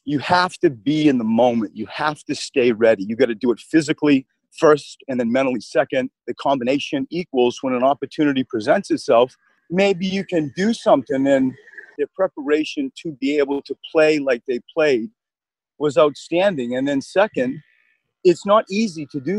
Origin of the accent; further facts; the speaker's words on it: New England, United States; now in Philadelphia, United States; I grew up in New England